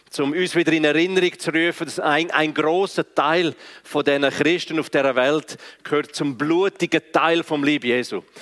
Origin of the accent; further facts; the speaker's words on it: Graubünden, Switzerland; first language Romansh; German is a second language; meine Muttersprache ist ja Romanisch, von daher, ich kann beides nicht wirklich, weder Schriftdeutsch noch Schweizerdeutsch, aber ich versuche es.